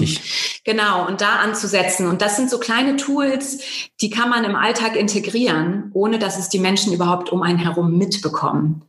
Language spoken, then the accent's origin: German; Bremen, Germany; moved away as an adult; also born or lived in near Hamburg / United States / Netherlands / Denmark; now in Munich, Germany; ich bin eigentlich in Norddeutschland geboren, in der Nähe von, also, in der Nähe von Hamburg, ähm, bin dann aber auch in der Nähe von Bremen groß geworden